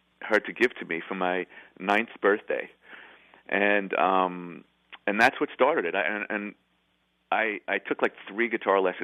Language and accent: English; New York City, New York, United States; moved away; also born or lived in Boca Raton; I grew up in the Bronx, kind of like a Neil Simon, you know, right by Yankee Stadium